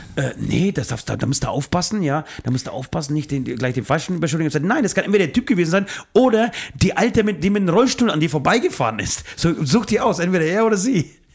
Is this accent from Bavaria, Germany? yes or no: yes; Bayreuth, Bavaria, Germany; wir kommen ja eher aus dem Süden. Wir, wir, ich bin in, äh, im Raum Bayreuth zu Hause.